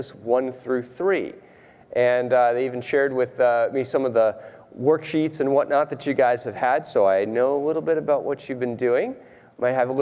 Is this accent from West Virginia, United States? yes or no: no; Rhode Island, United States; I grew up in Rhode Island.